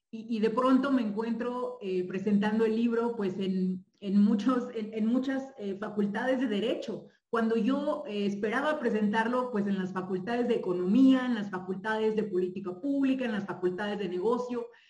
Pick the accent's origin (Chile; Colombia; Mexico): Mexico; un país con tantos privilegios como el nuestro